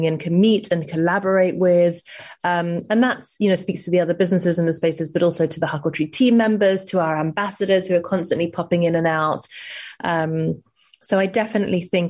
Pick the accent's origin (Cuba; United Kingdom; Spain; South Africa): United Kingdom; London; also born or lived in New York; growing up in London and then I spent 5 years in New York